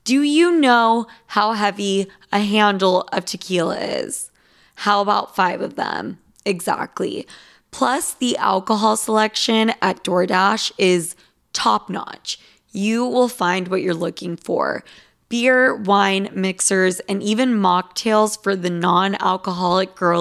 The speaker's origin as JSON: {"language": "English", "region": "Utah", "country": "United States", "said": "I'm from Utah. Like a bunch of Mormons"}